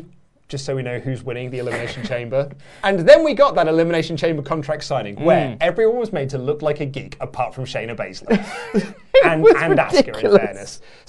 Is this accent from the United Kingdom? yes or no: yes; United Kingdom; I think, it probably helps because we are British